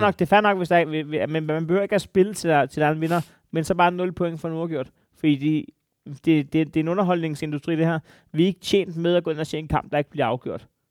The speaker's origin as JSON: {"language": "Danish", "country": "Denmark", "tie": "born or raised there", "said": "mit land, da jeg voksede op"}